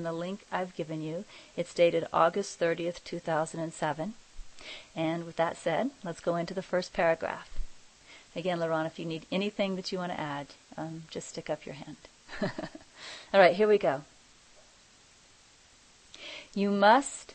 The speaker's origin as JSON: {"language": "English", "region": "Kansas", "country": "United States", "moved": "yes", "said": "I'm originally from Kansas"}